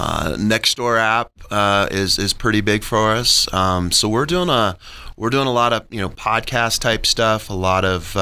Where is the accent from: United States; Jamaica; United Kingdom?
United States; Manitou Springs, Colorado; also born or lived in Denver, Colorado; I'm a local native. I grew up in Manitou. I went to Cheyenne Mountain High School